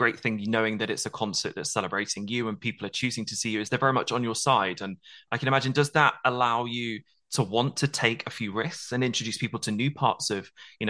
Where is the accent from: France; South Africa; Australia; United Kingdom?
United Kingdom